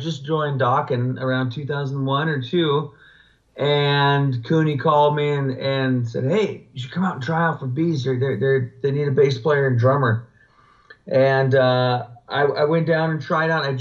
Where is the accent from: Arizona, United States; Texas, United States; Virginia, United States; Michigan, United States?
Arizona, United States; moved away as an adult; also born or lived in Los Angeles; when I was 20 or 21, I moved out from Arizona